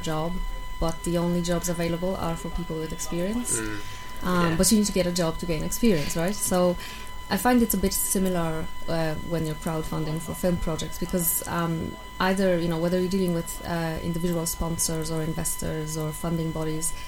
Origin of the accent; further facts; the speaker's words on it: Poland; English is a second language; moved away as an adult; also born or lived in Ireland; now in Dublin, Ireland; I'm from Poland. I've been living in Ireland for over 7 years now.